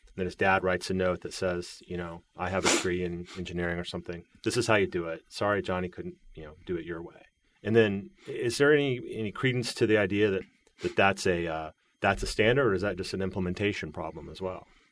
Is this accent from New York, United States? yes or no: no; Virginia, United States; also born or lived in Texas; my home state of Virginia or my actual birth home state of Texas